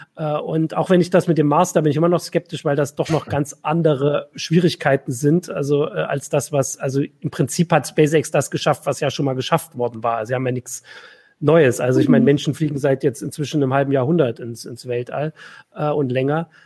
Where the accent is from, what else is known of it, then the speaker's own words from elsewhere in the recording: East Germany, Germany; ich bin ja jetzt äh, aus dem Osten